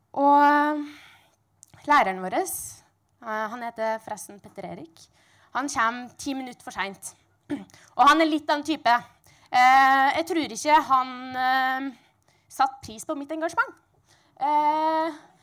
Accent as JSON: {"language": "Norwegian", "area": "Sunndalen", "region": "Møre og Romsdal", "country": "Norway", "said": "jeg kommer fra Sunndalen"}